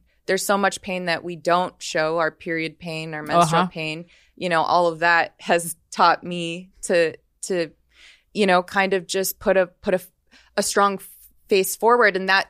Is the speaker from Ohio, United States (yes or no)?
no; Las Vegas, Nevada, United States; I'm from Vegas.